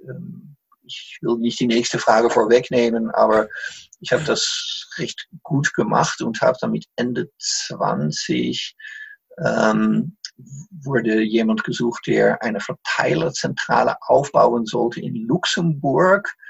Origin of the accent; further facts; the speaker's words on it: Netherlands; German is a second language; moved away as an adult; also born or lived in Salzburg, Austria / Munich, Germany; now in Emmerich am Rhein, Germany; bin als Holländer damals in Österreich, hab mich darauf beworben